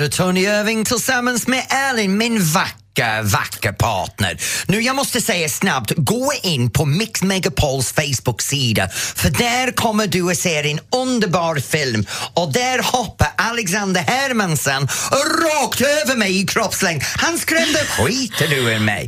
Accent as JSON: {"language": "Swedish", "town": "Norrtälje", "region": "Stockholm County", "country": "Sweden", "tie": "born or raised there", "said": "Min hemstad"}